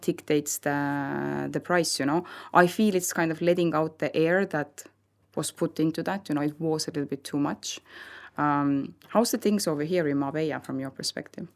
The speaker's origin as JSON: {"language": "English", "country": "Estonia", "moved": "yes", "lives_now": "Spain"}